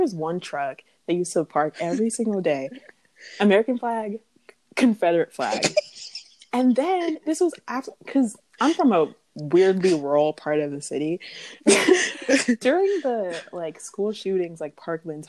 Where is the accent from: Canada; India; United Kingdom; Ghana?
Ghana; now in Florida, United States; as an immigrant, like I'm from Ghana